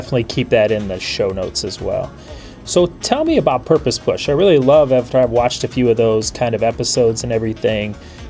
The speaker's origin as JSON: {"language": "English", "town": "Cleveland", "region": "Ohio", "country": "United States", "said": "we're from Cleveland in the United States"}